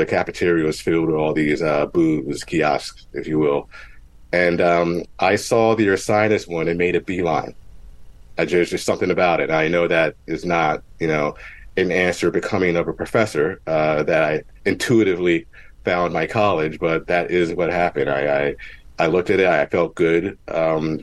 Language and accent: English; Mount Holly, New Jersey, United States; I grew up in Mount Holly, New Jersey, technically East Hampton, but we share a zip code